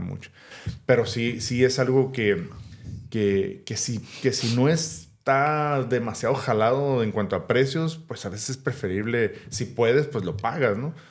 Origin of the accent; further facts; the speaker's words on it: Mexico; como mexicano